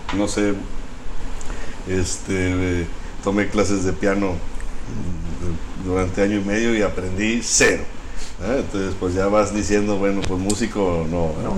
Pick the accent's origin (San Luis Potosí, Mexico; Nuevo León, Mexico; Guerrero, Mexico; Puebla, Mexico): Nuevo León, Mexico; Monterrey; Sí, yo nací aquí en Monterrey. Mis papás también nacieron aquí en Monterrey